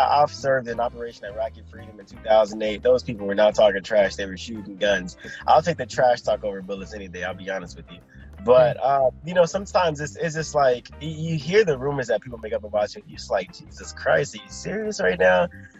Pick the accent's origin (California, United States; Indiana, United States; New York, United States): California, United States; Los Angeles; moved away; also born or lived in Texas; Yeah, so I'm from South Central Los Angeles. And my mother moved us from South Central to Texas after our house was shot up in a drive-by.